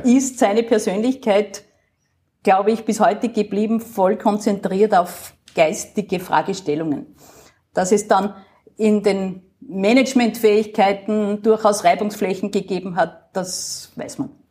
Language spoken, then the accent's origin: German; Upper Austria, Austria; moved away as an adult; now in Vienna, Austria; als Oberösterreicherin